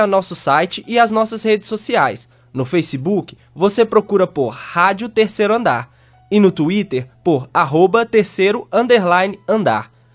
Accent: Passos, Minas Gerais, Brazil; moved away; Eu nasci em Passos, fica no sudoeste de Minas Gerais, perto de Furnas

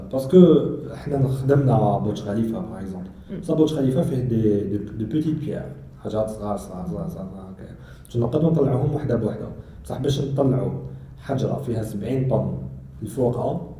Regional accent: Algeria; حنا جزائريين

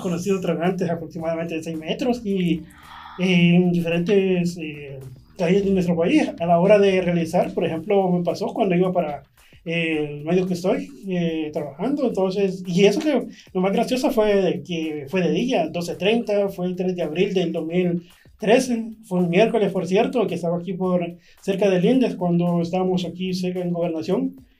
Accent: San Salvador, El Salvador; Soy originario de San Salvador, Nací en el año de 1983

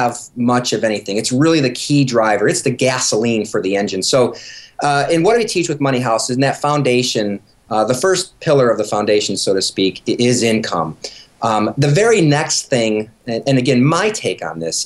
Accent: Michigan, United States; moved away; we're from Michigan originally

